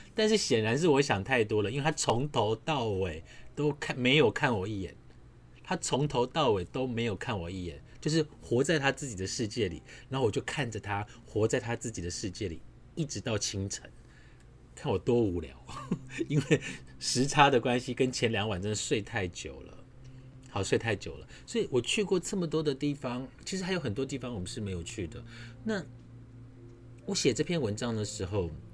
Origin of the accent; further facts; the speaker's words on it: Su'ao, Yilan County, Taiwan; now in Taipei, Taiwan; 我是在南方澳长大的